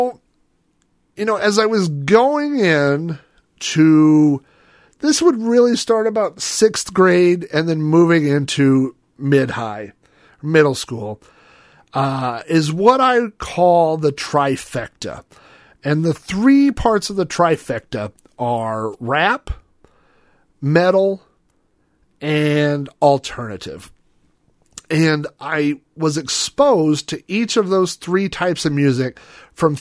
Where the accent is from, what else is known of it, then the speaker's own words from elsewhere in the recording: Oklahoma City, Oklahoma, United States; I grew up in Oklahoma. I grew up in, you know, the suburbs of Oklahoma City.